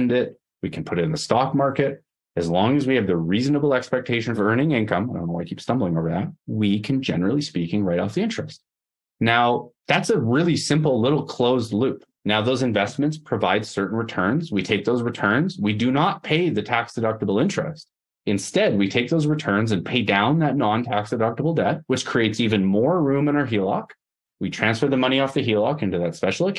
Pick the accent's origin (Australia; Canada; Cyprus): Canada; also born or lived in Edmonton, Alberta